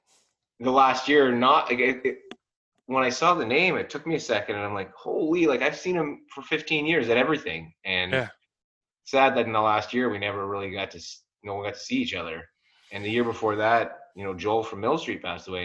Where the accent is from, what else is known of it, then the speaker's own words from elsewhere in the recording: Bracebridge, Ontario, Canada; I grew up in Bracebridge